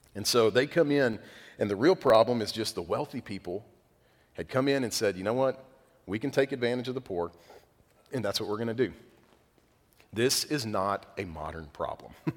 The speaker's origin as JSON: {"language": "English", "country": "United States", "said": "being American"}